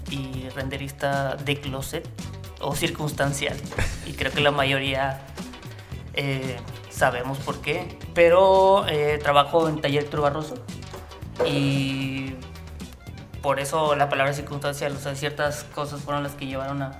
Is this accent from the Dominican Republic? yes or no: no; Veracruz, Mexico; moved away as an adult; now in Mexico City, Mexico; yo soy de Veracruz eh, y estudié en, soy del Politécnico